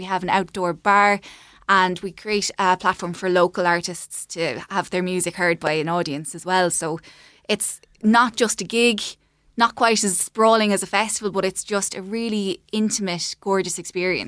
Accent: Clonmel, Munster, Ireland; moved away as an adult; we're both from Clonmel area and lived away and moved back kind of around twenty twenty. Um, so we'd have kind of grown up going to events in Raheen House

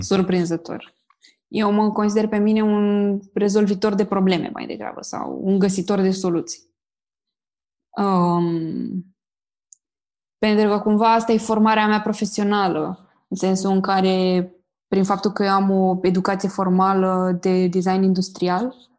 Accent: Romania; noi ca români

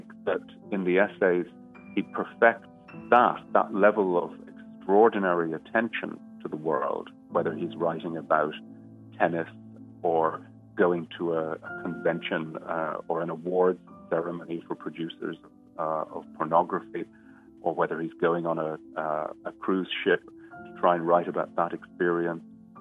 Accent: Dublin, Leinster, Ireland; moved away as an adult; now in England; born in Dublin and I moved to England about 20 years ago.

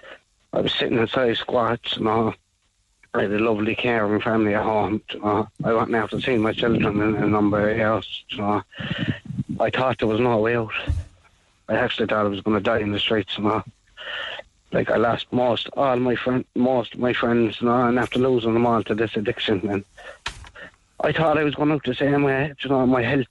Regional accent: Northern Ireland, United Kingdom; I grew up in North Ireland in my house

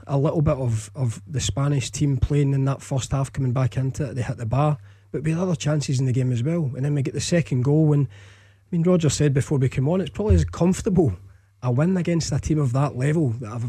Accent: Scotland, United Kingdom; And these were days when, as a Scottish fan, you genuinely did go to Hampden expecting to beat teams of that calibre.

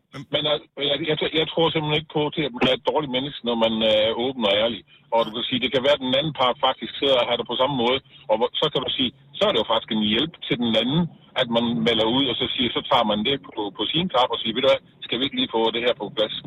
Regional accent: Southern Jutland, Southern Denmark, Denmark; jeg er sønderjyde

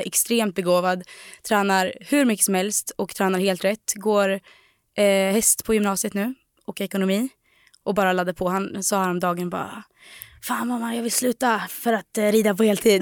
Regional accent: Delsbo, Gävleborg County, Sweden; moved away; på gården i Delsbo där vi kommer ifrån.

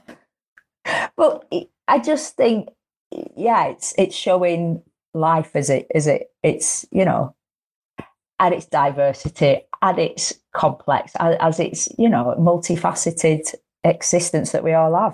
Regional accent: the north of England, United Kingdom; accent: northern; I'm northern

